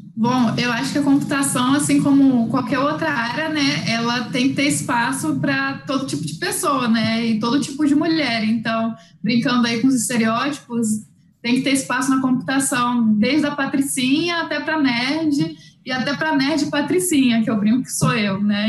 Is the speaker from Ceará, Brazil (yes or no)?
no; Rio de Janeiro, Brazil; moved away as an adult; now in Mato Grosso, Brazil; Eu sou do Rio de Janeiro originalmente, né? Então a gente veio para o Mato Grosso